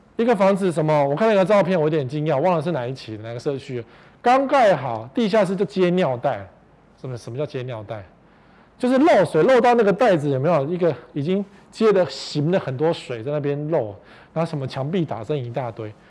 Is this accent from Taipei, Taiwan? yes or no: yes; Taipei, Taiwan; 我们是台北人